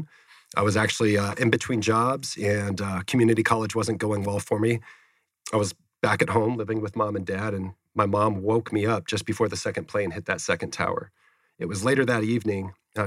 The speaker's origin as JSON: {"language": "English", "town": "Phoenix", "region": "Arizona", "country": "United States", "tie": "born or raised there", "also_born_or_lived": "San Antonio, Texas", "said": "So I grew up here in Phoenix. My family moved from San Antonio in 1991"}